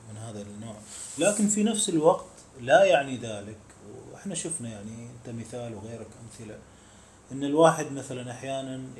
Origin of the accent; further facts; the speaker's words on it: Mosul, Nineveh, Iraq; moved away as an adult; also born or lived in Baghdad, Iraq; انا من الموصل أيه.